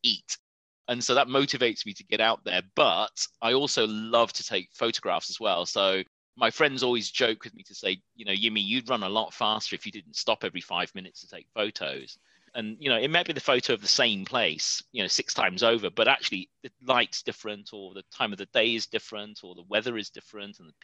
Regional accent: Preston, North West England, United Kingdom; now in London, United Kingdom; I was born in Preston, in Lancashire

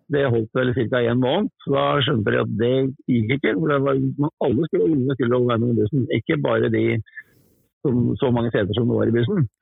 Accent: Oslo, Norway; moved away; Jeg er født, født i Oslo

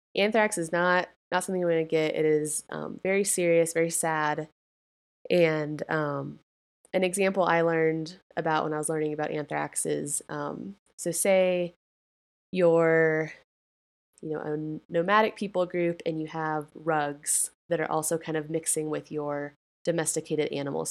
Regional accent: Colorado, United States; my home state of Colorado

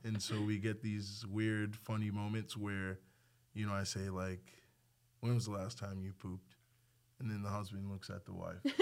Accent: Nigeria; also born or lived in League City, Texas; now in Texas, United States; I grew up in Nigeria

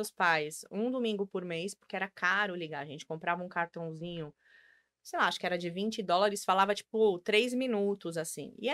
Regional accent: Brazil; moved away as an adult; Eu, eu saí do Brasil com 26, voltei com 28.

